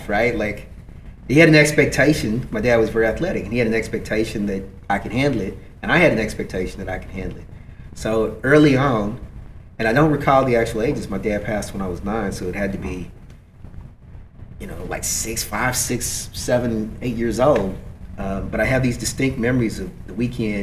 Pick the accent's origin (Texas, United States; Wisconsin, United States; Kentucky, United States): Kentucky, United States; I come from Kentucky